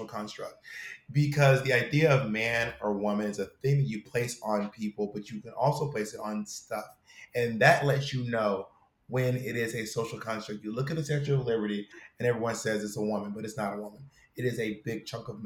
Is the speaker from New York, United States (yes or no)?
no; Georgia, United States; I'm from the South. I'm from Georgia.